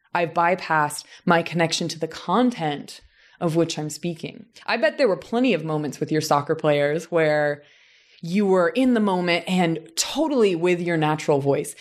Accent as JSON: {"language": "English", "region": "southern Indiana", "country": "United States", "tie": "born or raised there", "moved": "as an adult", "lives_now": "Los Angeles, United States", "said": "my hometown in southern Indiana, which is almost like the American South"}